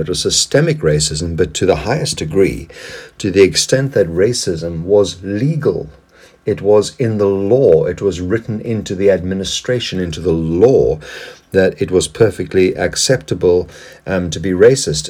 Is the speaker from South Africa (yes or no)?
yes; South Africa; moved away; my past as a South African, where I lived under the apartheid regime